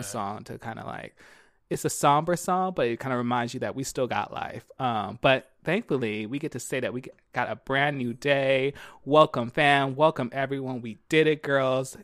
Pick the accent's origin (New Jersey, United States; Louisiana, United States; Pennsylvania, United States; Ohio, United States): Pennsylvania, United States; Philadelphia; now in California, United States; I'm from Philly, two one five